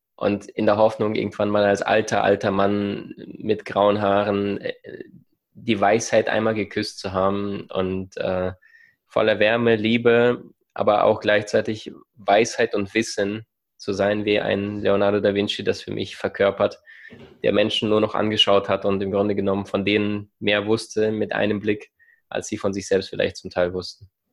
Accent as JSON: {"language": "German", "country": "Ukraine", "tie": "born or raised there", "also_born_or_lived": "Siberia", "moved": "yes", "lives_now": "Germany", "said": "meine Kindheit in der Ukraine, im Rattenloch, in dieser Armut"}